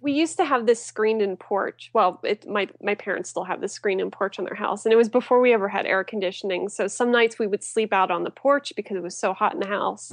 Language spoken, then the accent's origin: English; Apollo, Pennsylvania, United States; I grew up in a small town named Apollo. Um, it's about an hour east of Pittsburgh